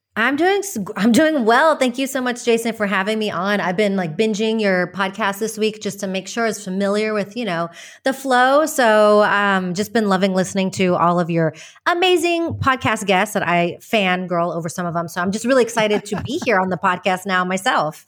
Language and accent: English; Texas, United States; moved away as an adult; also born or lived in West Virginia / Madrid, Spain; now in Malaga, Spain; I was born in West Virginia, but I basically grew up in Texas